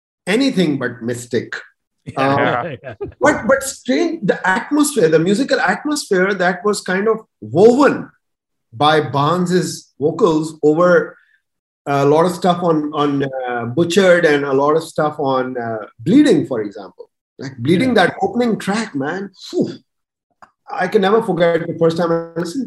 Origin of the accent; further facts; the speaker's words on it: Pakistan; I was coming from Pakistan